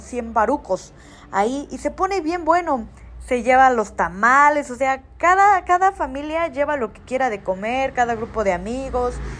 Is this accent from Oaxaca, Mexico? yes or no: yes; Tlacolula, Oaxaca, Mexico; aquí saludándolas desde Tlacolula